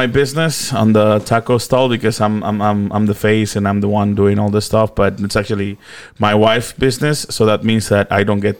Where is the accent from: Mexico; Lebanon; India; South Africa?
Mexico; Tonalá, Jalisco; English is a second language; moved away as an adult; also born or lived in Canada; now in Auckland, New Zealand; I'm originally from Tonalá, Jalisco, and obviously Mexico